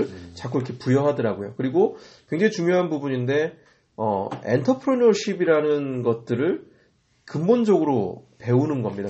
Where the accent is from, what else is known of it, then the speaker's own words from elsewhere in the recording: South Korea; moved away as an adult; also born or lived in United Kingdom; 저도 이제 한국 사람으로서